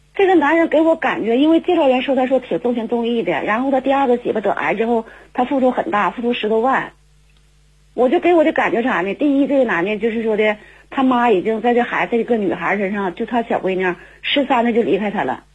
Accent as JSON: {"language": "Chinese", "region": "Jilin", "country": "China", "said": "我是来自吉林的"}